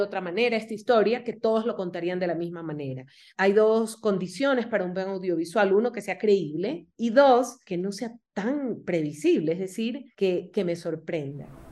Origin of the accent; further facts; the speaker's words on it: Guayaquil, Guayas, Ecuador; moved away as an adult; now in Quito, Ecuador; yo soy de Guayaquil y vivo en Quito hace 11 años